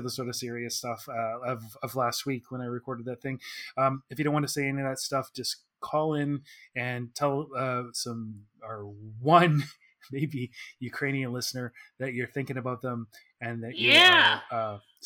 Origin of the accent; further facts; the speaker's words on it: Oak Bay, British Columbia, Canada; I'm from Oak Bay.